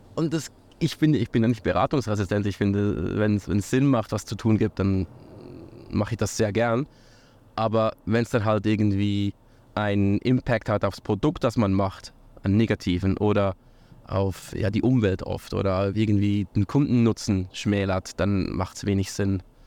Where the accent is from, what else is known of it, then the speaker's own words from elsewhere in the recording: near Lucerne, Switzerland; also born or lived in St. Gallen / United States / Buenos Aires / Canada; in der Schweiz äh, aufgewachsen, in der Nähe von Luzern